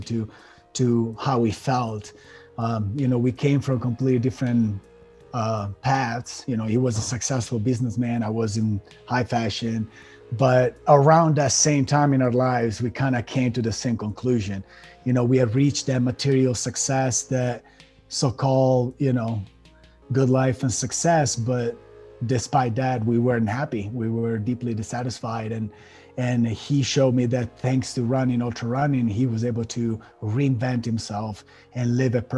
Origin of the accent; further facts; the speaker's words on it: Italy; moved away as an adult; also born or lived in Miami; now in United States; I was born and raised in Italy. And when I was about 24 years old, we were talking about 2007, I decided to leave my country and move to the States.